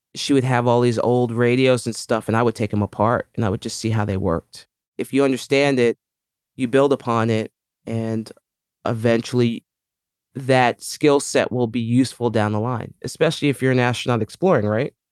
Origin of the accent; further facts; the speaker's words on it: New York City, New York, United States; I was, uh, born and raised in the Bronx, New York